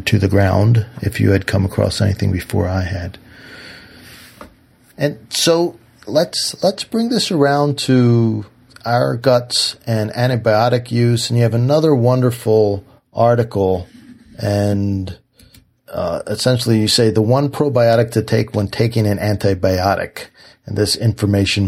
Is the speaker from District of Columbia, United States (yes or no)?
yes; Washington, District of Columbia, United States; I grew up in D.C.